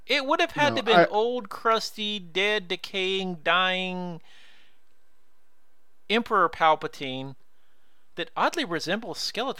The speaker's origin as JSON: {"language": "English", "region": "the Bible Belt", "country": "United States", "moved": "yes", "said": "I came from the Bible Belt."}